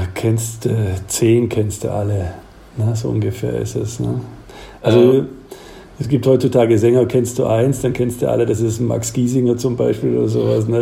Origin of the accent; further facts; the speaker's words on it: Swabia, south of Ulm, Baden-Württemberg, Germany; now in Aachen, Germany; man hört ja, ich komme da aus dem Schwabenland und südlich von Ulm